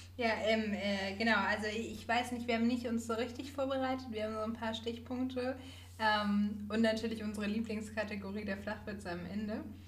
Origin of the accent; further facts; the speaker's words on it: Northern Germany, Germany; für mich als Norddeutsche